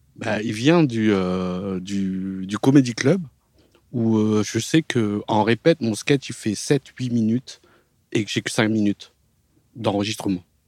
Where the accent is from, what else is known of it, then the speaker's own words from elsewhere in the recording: France; en tant qu'occidental, en tant que français